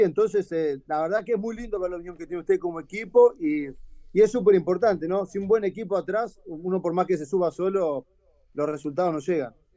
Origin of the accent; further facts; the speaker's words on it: Argentina; moved away as an adult; also born or lived in Florianópolis, Brazil; como argentino